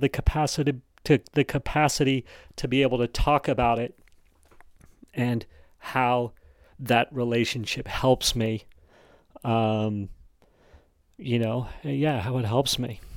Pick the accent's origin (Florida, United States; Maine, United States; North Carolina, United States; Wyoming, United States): Wyoming, United States; accent: Wyoming English; I actually grew up in Wyoming